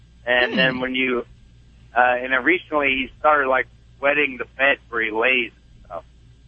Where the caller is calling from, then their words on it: Effingham, Illinois, United States; I'm near Effingham, Illinois.